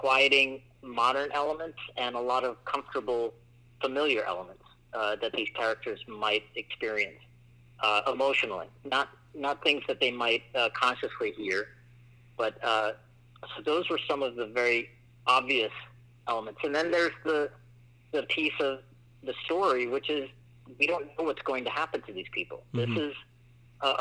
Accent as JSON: {"language": "English", "region": "England", "country": "United Kingdom", "tie": "born or raised there", "moved": "yes", "lives_now": "United States", "said": "I immigrated from England. I was born there and then I moved here, but I was raised in a Muslim household from India"}